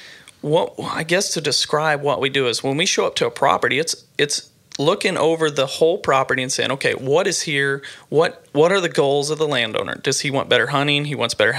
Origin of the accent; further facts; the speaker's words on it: Mansfield, Missouri, United States; my hometown of Mansfield